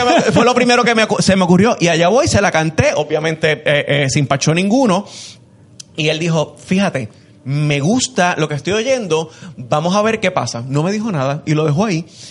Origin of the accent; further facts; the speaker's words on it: Puerto Rico; somos puertorriqueños y estamos hablando desde aquí